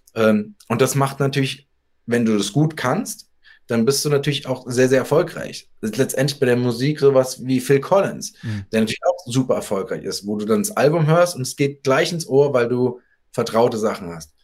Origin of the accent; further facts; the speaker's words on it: Darmstadt, Hesse, Germany; ich bin so wie die Lilien aus Darmstadt, wo ich herkomme